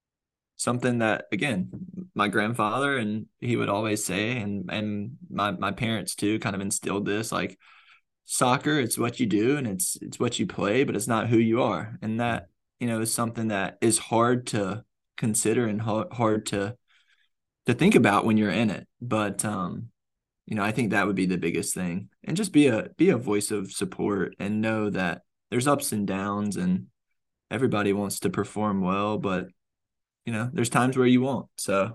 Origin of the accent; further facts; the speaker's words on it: Charlotte, North Carolina, United States; now I'm from Charlotte. I grew up in North Carolina. Like, it's my home team.